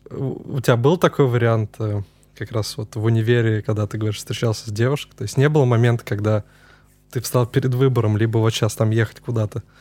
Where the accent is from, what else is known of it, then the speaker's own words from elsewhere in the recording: Vladimir, Vladimir Oblast, Russia; moved away as an adult; now in Moscow, Russia; Да, я из Владимира, учился в политехе.